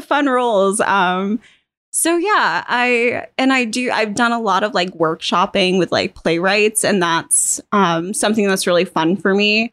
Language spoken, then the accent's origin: English; Otisfield, Maine, United States; also born or lived in Boston, United States / London, United Kingdom; I grew up here in the Oxford Hills.